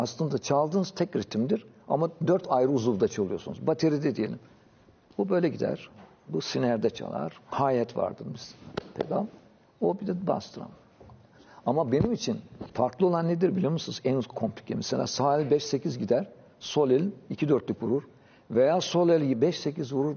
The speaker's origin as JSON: {"language": "Turkish", "region": "Thrace", "country": "Turkey", "tie": "born or raised there", "also_born_or_lived": "Paris, France", "said": "Trakya'da bizde vardı. Özellikle benim doğup büyüdüğüm yerde."}